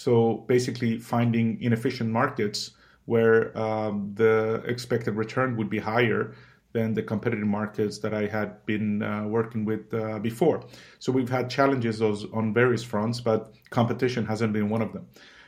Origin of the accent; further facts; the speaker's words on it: Sweden; also born or lived in Iran; I was born in Iran in 81, and I lived there for the first 8 years of my life. We came to Sweden in 89, where I grew up, basically.